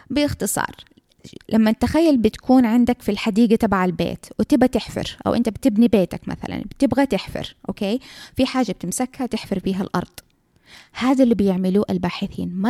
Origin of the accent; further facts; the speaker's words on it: Saudi Arabia; حتى عندنا في السعوديه لو اف دي اي ما وافقت معناها الدواء هذا احنا ما حنستعمله